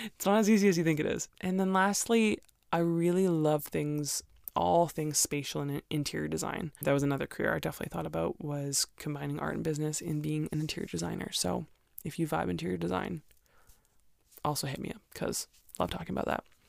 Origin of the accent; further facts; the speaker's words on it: Canada; also born or lived in Alberta; most Canadians don't like winter, so I, I'm the weird one who's still here and still likes it